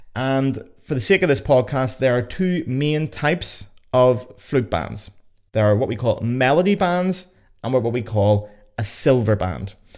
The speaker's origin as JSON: {"language": "English", "town": "Lisburn", "region": "Northern Ireland", "country": "United Kingdom", "tie": "born or raised there", "also_born_or_lived": "Belfast", "said": "my hometown of Lisburn."}